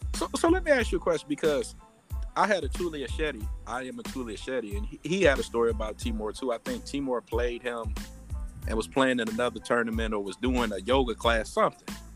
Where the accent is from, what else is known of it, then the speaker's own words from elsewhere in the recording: Detroit, Michigan, United States; I'm from Detroit